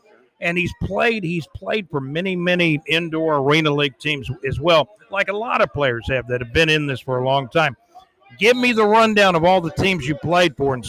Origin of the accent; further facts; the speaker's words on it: Jacksonville, Florida, United States; moved away; also born or lived in Georgia / Alabama; I live in Jacksonville, and I'm from Jacksonville originally, even though I lived up in Georgia and Alabama for years.